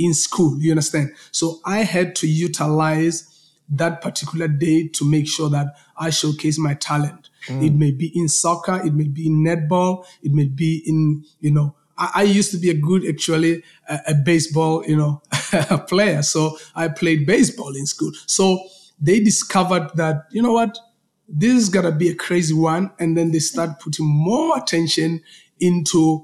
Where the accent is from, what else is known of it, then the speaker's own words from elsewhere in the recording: Polokwane, Limpopo, South Africa; I'm coming from a small, you know, town called Polokwane